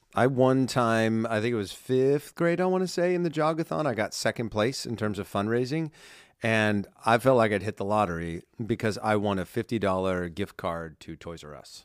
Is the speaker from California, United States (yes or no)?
yes; Southern California, United States; growing up in Southern California, Disneyland, as I shared in the first part of this countdown, is such, such a huge part of not just my childhood